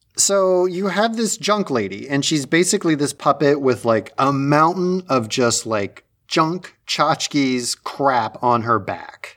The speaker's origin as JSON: {"language": "English", "region": "Midwest", "country": "United States", "tie": "born or raised there", "said": "growing up in the Midwest"}